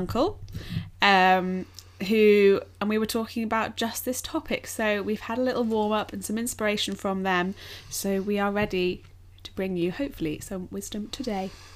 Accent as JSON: {"language": "English", "region": "England", "country": "United Kingdom", "said": "as English people"}